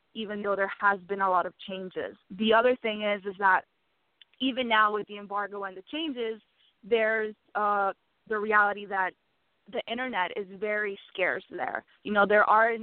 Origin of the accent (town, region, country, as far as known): Miami, Florida, United States; born or raised there; moved away as an adult; also born or lived in Havana, Cuba; now in New York, United States